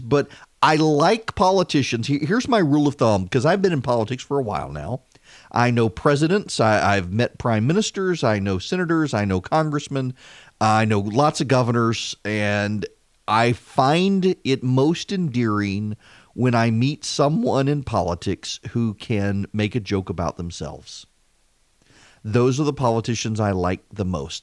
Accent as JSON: {"language": "English", "region": "South Louisiana", "country": "United States", "tie": "born or raised there", "moved": "yes", "lives_now": "Macon, United States", "said": "I was raised in South Louisiana"}